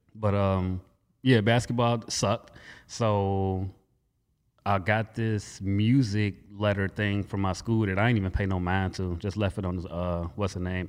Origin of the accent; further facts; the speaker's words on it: Gary, Indiana, United States; also born or lived in California; I was born in California, don't remember a day of it. Um, practically raised in Gary. All I know is Gary